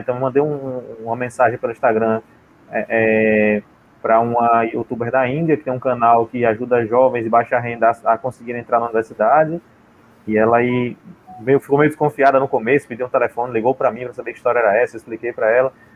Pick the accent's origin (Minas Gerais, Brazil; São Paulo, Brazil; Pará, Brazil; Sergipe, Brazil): Sergipe, Brazil; ah, de Sergipe.